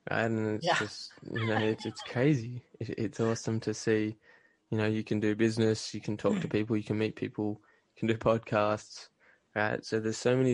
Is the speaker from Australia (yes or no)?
yes; Australia; moved away as an adult; now in Canada; I grew up in Australia and then I moved to Canada about 4 years ago now